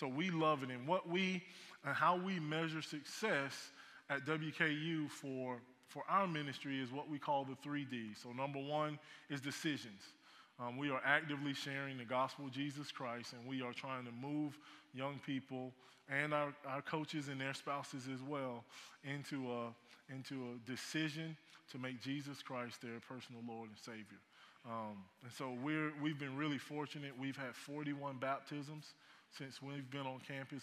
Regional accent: Lakeland, Florida, United States; moved away; also born or lived in Auburn, Alabama; So growing up in the state of Florida, I'm originally from Lakeland, Florida

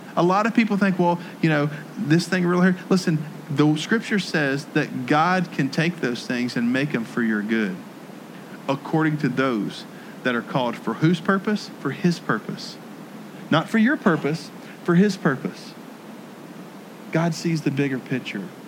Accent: Jackson, Tennessee, United States; moved away; my hometown of Jackson, Tennessee

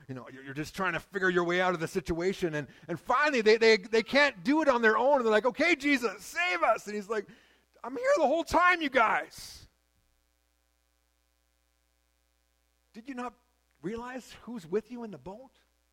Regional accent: Shuswap Lake, British Columbia, Canada; I grew up on Shuswap Lake

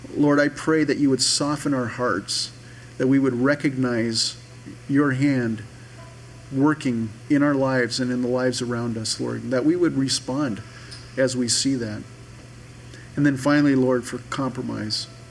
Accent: United States; we're American Christians.

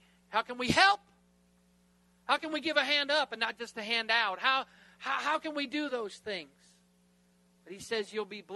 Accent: United States; I'm American

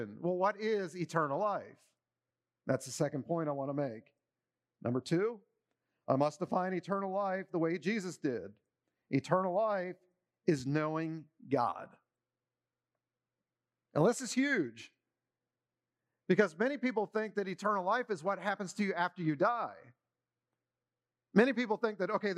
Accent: Maryland, United States; As I was growing up in Maryland, I started to become a baseball fan, you know, 8, 9, 10 years old

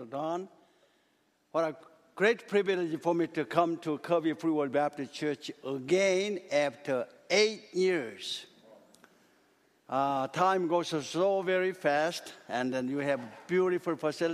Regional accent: South Korea; English is a second language; moved away; when I was in Korea, a little boy

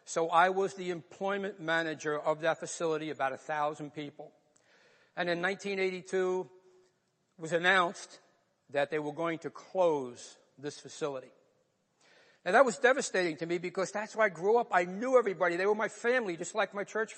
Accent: New York, United States; accent: New York; moved away as an adult; also born or lived in North Bergen, New Jersey; I grew up in New York

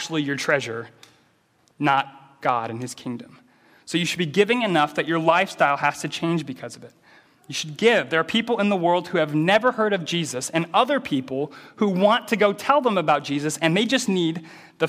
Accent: American Midwest, United States; I grew up in the American Midwest, which is an agricultural area. So I grew up in a small city surrounded by cornfields

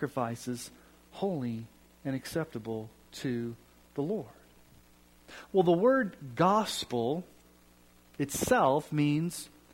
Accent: Colorado, United States; also born or lived in Kansas City, Missouri; I'm from Colorado, and I'm a huge Broncos fan

